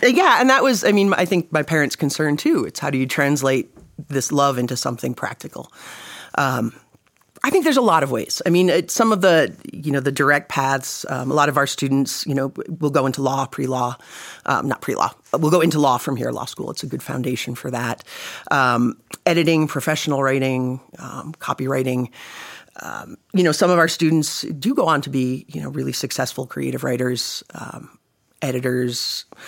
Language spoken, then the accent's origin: English; East Coast, United States; moved away; I'm from the East Coast originally